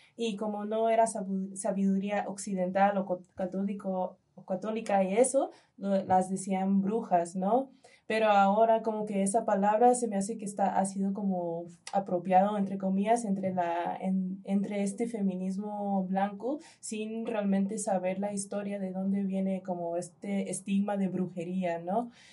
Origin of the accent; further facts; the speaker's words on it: United States; now in Mexico; en Estados Unidos, en mi país, más yo nací en Estados Unidos